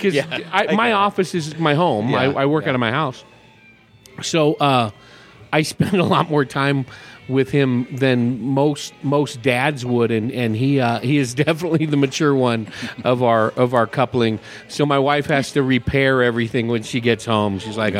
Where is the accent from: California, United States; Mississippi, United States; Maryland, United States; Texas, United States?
California, United States; now in Paulden, United States; It's just south of Oakland. And it was a small community where we lived, a small community of six high schools, 150,000 people.